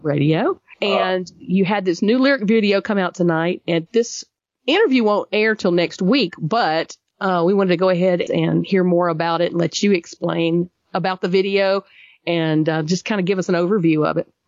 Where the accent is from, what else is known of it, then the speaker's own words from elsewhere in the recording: Georgia, United States; I'm a Georgia girl